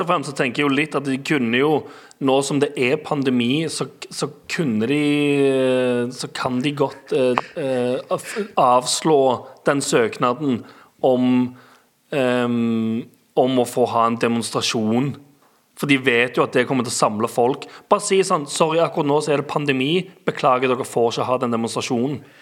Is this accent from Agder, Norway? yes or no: no; Stavanger, Rogaland, Norway; moved away; der jeg er vokst opp og har uh, venner og familie